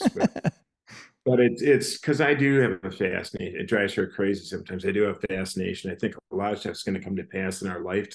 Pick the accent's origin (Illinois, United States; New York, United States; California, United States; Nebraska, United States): California, United States; Laguna Beach; moved away; also born or lived in Michigan; I grew up in Laguna Beach till a certain age